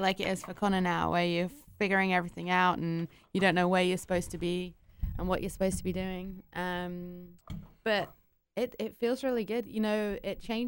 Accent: England, United Kingdom; moved away as an adult; now in Indianapolis, United States; I'm British originally, but I have actually been in Indy on and off since 2004, 2005

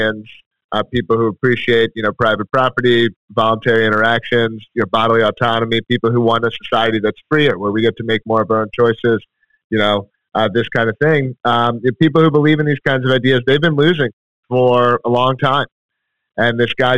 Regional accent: Philadelphia, Pennsylvania, United States; moved away as an adult; now in Manchester, United States; grew up in Philadelphia originally

